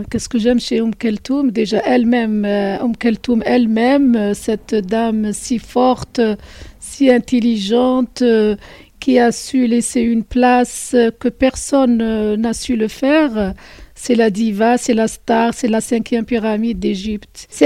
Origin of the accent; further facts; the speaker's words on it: Algeria; Euh, mon lien avec … en tant qu'Algérienne et arabe surtout